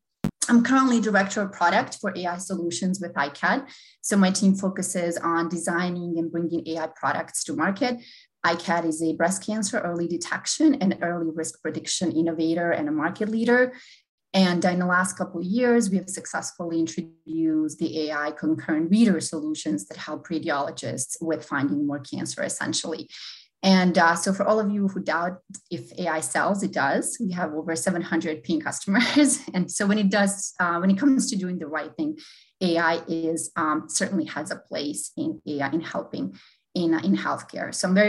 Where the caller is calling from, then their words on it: Boston, Massachusetts, United States; I'm joining from the Boston area today.